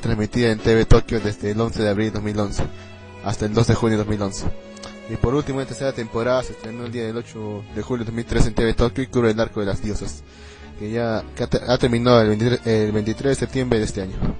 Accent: Arequipa, Peru; también soy de Perú, pero soy de Arequipa, de otro distrito

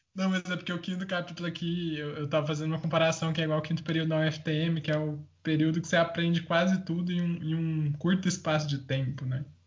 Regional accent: interior of Goiás, Brazil; eu sou do interior de Goiás

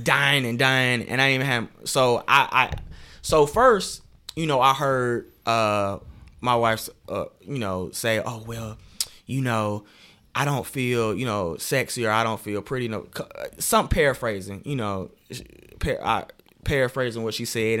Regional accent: Decatur, Georgia, United States; also born or lived in Atlanta, Georgia / Lithonia, Georgia / New York, New York; now in Macon, United States; I was raised in Decatur

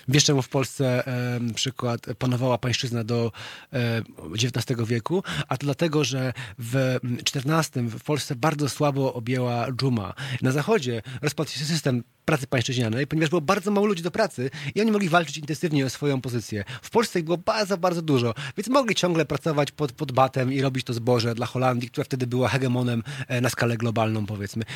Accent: Wrocław, Lower Silesian Voivodeship, Poland; moved away as an adult; now in Warsaw, Poland; pochodzę z Wrocławia

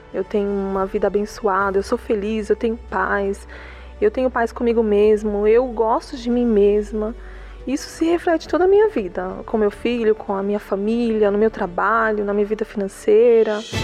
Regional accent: Mauá, São Paulo, Brazil; eu sou de Mauá

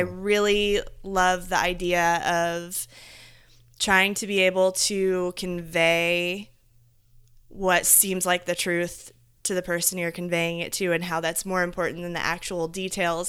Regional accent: Indiana, United States; I, I grew up in Indiana

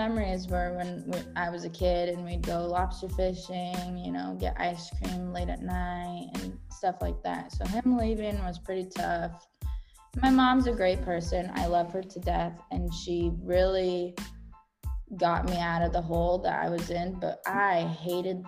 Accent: Orange County, California, United States; I'm from Orange County

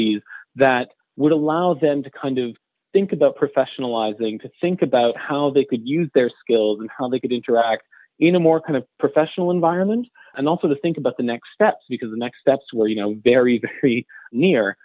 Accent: Montreal, Quebec, Canada; moved away as an adult; also born or lived in New York; I come from Montreal.

